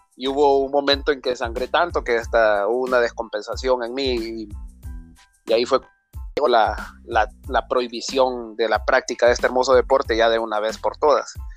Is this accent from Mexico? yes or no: no; Comayagua, Honduras; soy nacido en Comayagua y criado en el hermoso barrio abajo